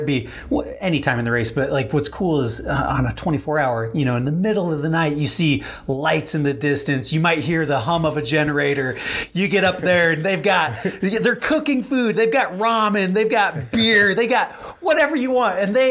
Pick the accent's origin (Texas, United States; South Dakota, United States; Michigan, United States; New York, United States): South Dakota, United States; outside of Rapid City; now in Denver, United States; I grew up in South Dakota, outside of Rapid City. So this is kind of my hometown course